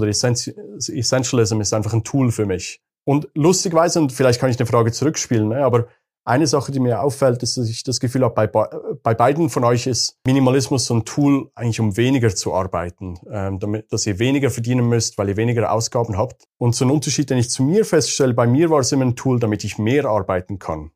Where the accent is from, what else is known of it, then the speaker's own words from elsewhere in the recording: Switzerland; moved away as an adult; Bin ursprünglich Schweizer wie du, Pascal, aber habe die letzten 15 Jahre nomadisch gelebt, eigentlich fast überall auf der Welt